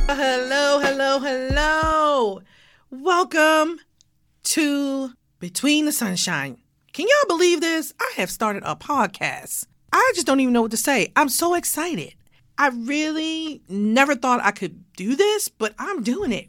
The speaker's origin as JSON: {"language": "English", "town": "Baltimore", "region": "Maryland", "country": "United States", "tie": "born or raised there", "moved": "yes", "lives_now": "Atlanta, United States", "said": "born and raised in Baltimore, Maryland"}